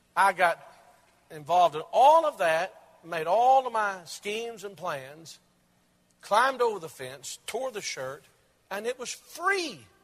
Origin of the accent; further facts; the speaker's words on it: Maryville, United States; most prominent department store in my hometown of Maryville